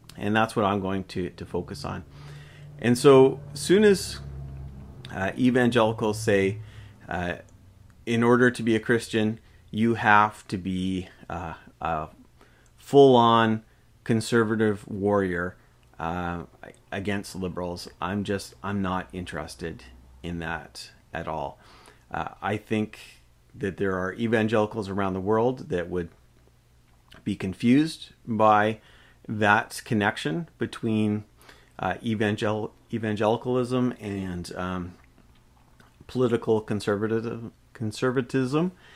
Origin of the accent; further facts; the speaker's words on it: Canada; I am a Canadian.